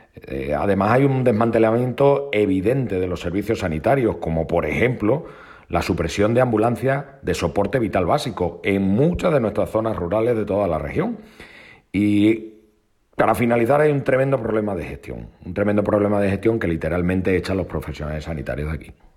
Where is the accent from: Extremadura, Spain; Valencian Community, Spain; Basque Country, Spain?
Extremadura, Spain; en mi tierra